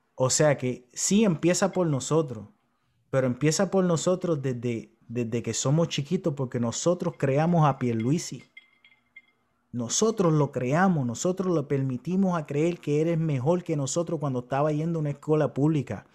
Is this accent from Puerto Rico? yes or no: yes; Puerto Rico